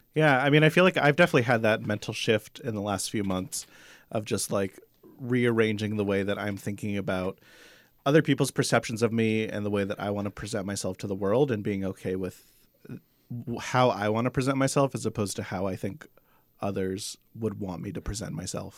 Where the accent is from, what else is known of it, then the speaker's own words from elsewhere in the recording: Arizona, United States; We had a lot of, uh, highways growing up in Arizona.